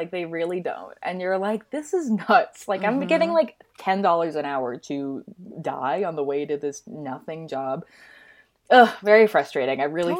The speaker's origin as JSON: {"language": "English", "region": "Minnesota", "country": "United States", "said": "I'm from Minnesota, which means lots of snow around Christmas."}